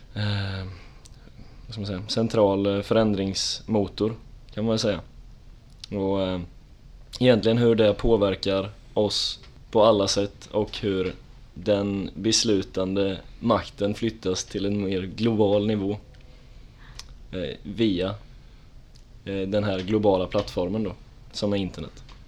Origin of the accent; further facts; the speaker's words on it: Tranås, Jönköping County, Sweden; moved away as an adult; now in Linköping, Sweden; jag kommer från Tranås härifrån